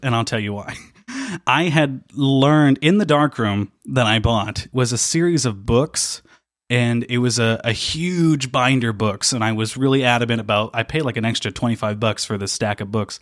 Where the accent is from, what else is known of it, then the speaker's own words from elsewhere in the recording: near Dale, Indiana, United States; also born or lived in Evansville; near my hometown, I live near a, a place called Dale.